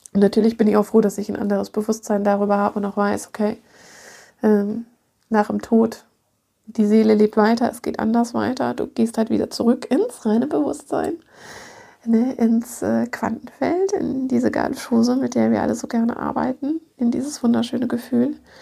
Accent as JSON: {"language": "German", "town": "Munich", "region": "Bavaria", "country": "Germany", "moved": "yes", "said": "Ich bin ja aus München"}